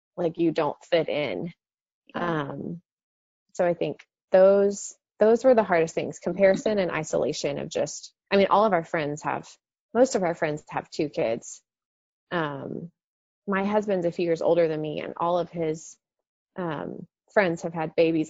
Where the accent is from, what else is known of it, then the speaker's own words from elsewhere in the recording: Dallas, Texas, United States; I grew up in the Dallas Fort Worth area um, my whole life